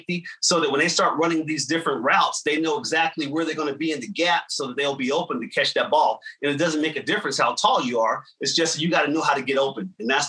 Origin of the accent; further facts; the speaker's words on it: Trenton, New Jersey, United States; But I'm actually originally from Trenton, New Jersey.